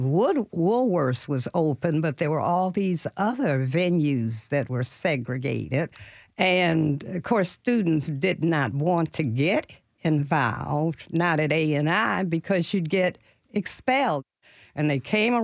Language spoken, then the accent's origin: English; Detroit, Michigan, United States; moved away as an adult; also born or lived in Nashville, Tennessee; I'm from Detroit, Michigan, so my background was quite a bit different growing up middle class in such a progressive city as Detroit was back then.